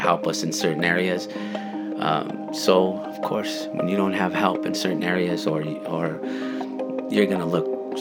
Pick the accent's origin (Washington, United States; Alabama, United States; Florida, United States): Washington, United States; Yakima; When I was growing up in Yakima, I went to school